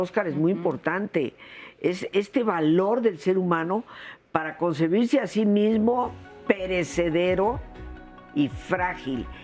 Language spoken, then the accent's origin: Spanish; Mexico; yo soy mexicana, mexicana de 300 años atrás, no, recién venida